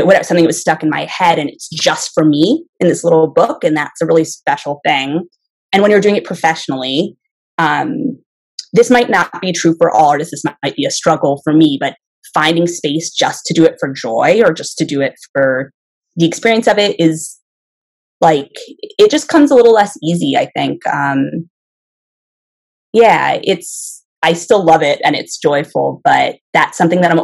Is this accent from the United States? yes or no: yes; Connecticut, United States; now in Florida, United States; I grew up in Connecticut, and I spent a lot of time in the woods.